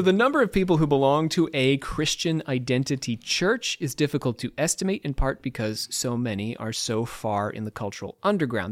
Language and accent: English; Trenton, New Jersey, United States; I grew up in Trenton, New Jersey